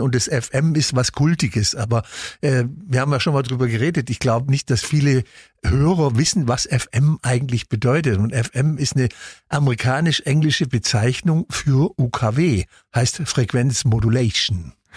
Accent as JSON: {"language": "German", "town": "Ulm", "region": "Baden-Württemberg", "country": "Germany", "tie": "born or raised there", "said": "Ich bin in Ulm aufgewachsen"}